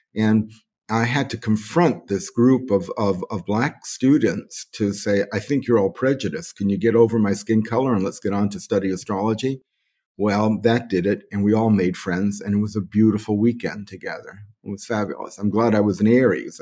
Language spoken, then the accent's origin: English; New York City, New York, United States; now in Bali, Indonesia; I was born on March the twenty-eighth, nineteen forty-four, in the Bronx, New York.